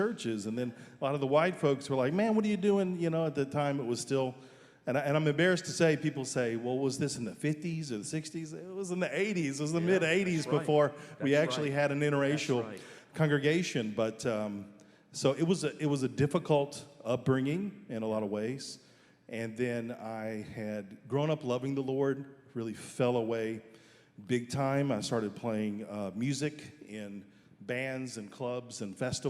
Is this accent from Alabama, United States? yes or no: yes; Selma, Alabama, United States; moved away as an adult; also born or lived in Dallas, Texas; now in Israel; I was born in Dallas and raised in Alabama.